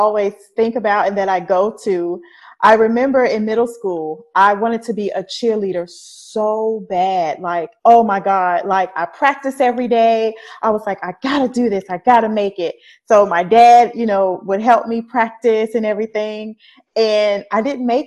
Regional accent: Mobile, Alabama, United States; also born or lived in Louisiana; now in Atlanta, United States; So that's pretty much where I was raised. I moved there when I was like 2 months old. So Mobile was like always home to me

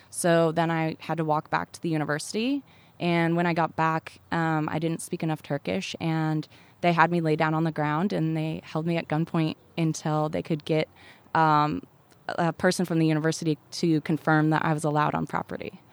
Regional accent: Laramie, Wyoming, United States; moved away; I grew up in Laramie, Wyoming

